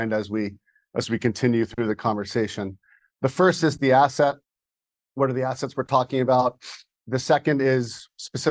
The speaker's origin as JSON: {"language": "English", "town": "Wayland", "region": "Massachusetts", "country": "United States", "tie": "born or raised there", "said": "I grew up in Wayland, Massachusetts, a commuter town around Boston, about 15 miles west"}